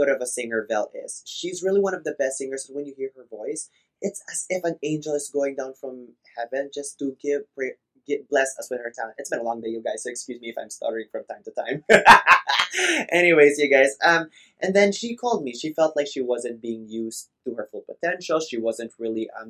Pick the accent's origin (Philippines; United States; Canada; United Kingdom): Philippines; We grew up both in the Philippines.